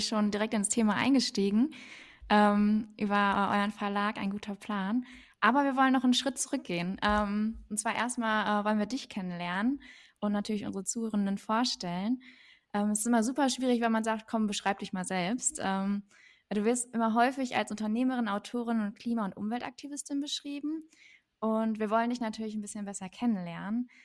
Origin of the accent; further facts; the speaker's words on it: Germany; ich bin in Deutschland geboren